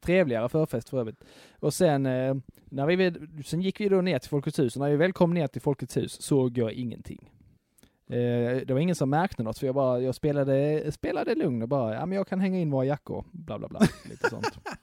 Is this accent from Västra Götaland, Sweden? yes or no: no; Skåne, Sweden; som enda skåning